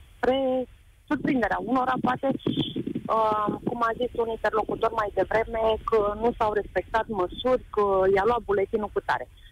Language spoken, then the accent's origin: Romanian; Romania